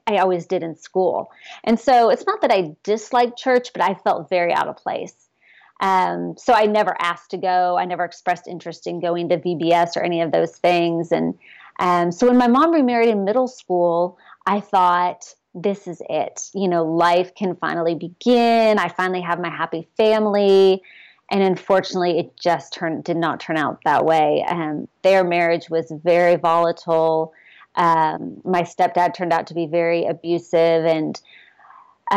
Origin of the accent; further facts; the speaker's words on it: Texas, United States; also born or lived in Ohio; when I was in second grade, we moved from Ohio to Texas